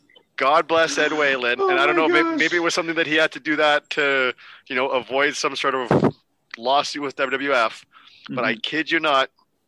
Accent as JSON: {"language": "English", "country": "Canada", "said": "as a Canadian"}